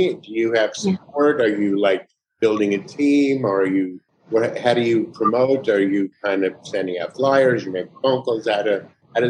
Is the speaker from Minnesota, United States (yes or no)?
no; New York, United States; now in California, United States; I'm in California. Yeah. I came from New York, as far as I go.